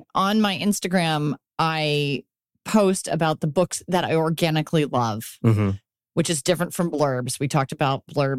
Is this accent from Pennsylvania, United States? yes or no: yes; Philadelphia, Pennsylvania, United States; the Philadelphia Inquirer, which is my hometown.